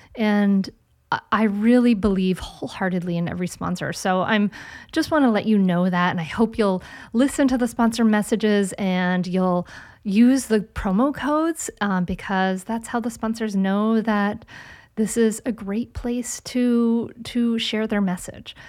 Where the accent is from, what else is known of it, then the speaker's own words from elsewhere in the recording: Rhode Island, United States; moved away; from my home state of Rhode Island